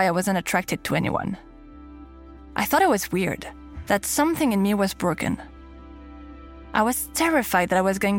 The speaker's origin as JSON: {"language": "English", "town": "Paris", "region": "Île-de-France", "country": "France", "tie": "born or raised there", "accent": "French", "second_language": "English"}